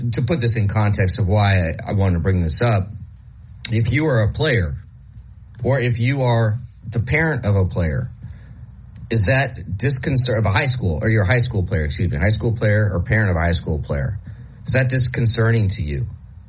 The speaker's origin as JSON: {"language": "English", "region": "Nebraska", "country": "United States", "tie": "born or raised there", "said": "I grew up in Nebraska. My parents are from South Dakota."}